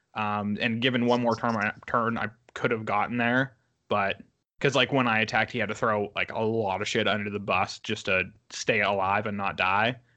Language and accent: English; United States; moved away as an adult; also born or lived in Pittsburgh; I'm back in my hometown